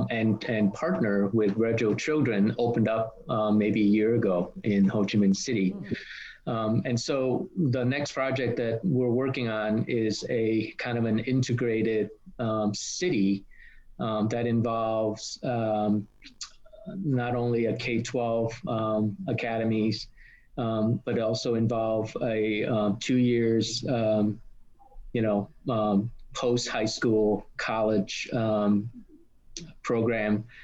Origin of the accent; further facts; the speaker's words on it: Australia; even though I'm I'm Australian, um, Vietnam is kind of home for me.